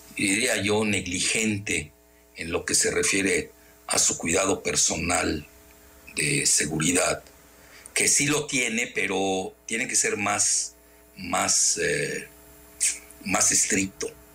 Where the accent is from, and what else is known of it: Mexico